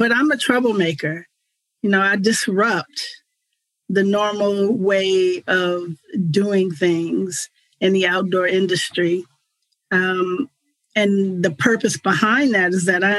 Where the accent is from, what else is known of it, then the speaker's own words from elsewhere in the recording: Richmond, California, United States; growing up in Richmond, California